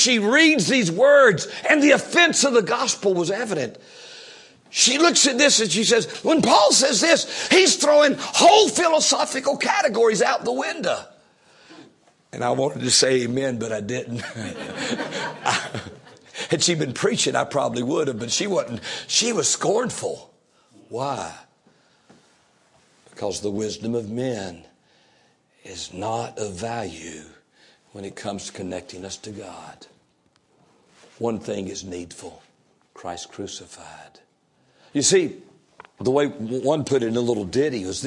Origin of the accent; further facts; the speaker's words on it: Fayetteville, North Carolina, United States; throughout Fayetteville, in the area there where I grew up in North Carolina.